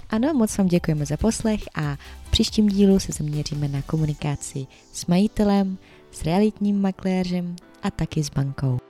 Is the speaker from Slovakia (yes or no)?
no; Ukraine; Czech is a second language; now in Czech Republic; u nás na Ukrajině my počítáme trošku jinak než vy tady